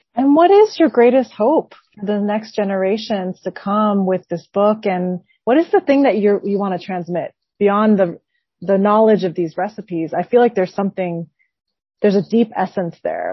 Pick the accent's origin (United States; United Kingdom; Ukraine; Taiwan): Taiwan; I'm from Taiwan